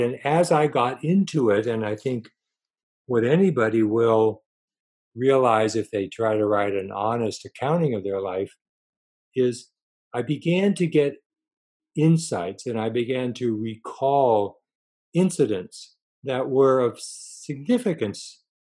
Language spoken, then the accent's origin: English; Los Angeles, California, United States; also born or lived in Connecticut; I was born in Connecticut on the East Coast, but basically grew up in Southern California in Los Angeles for all of my schooling and college and so forth